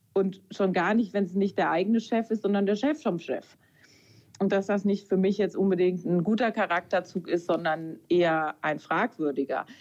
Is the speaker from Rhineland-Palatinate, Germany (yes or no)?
yes; near Kaiserslautern, Rhineland-Palatinate, Germany; ich komme ja aus der Nähe von Kaiserslautern